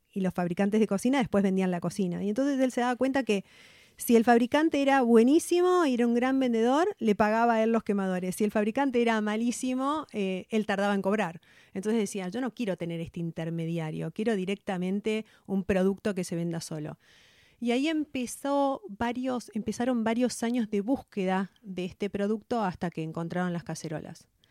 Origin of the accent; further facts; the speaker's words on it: Venado Tuerto, Santa Fe, Argentina; nací en Venado Tuerto, en provincia de Santa Fe. Eh, vivíamos en el campo, mi mamá, mi papá y mi hermano. Eh, estudié en un colegio del Estado